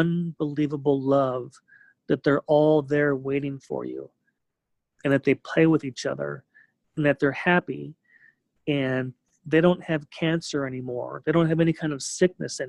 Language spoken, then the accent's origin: English; California, United States; growing up in California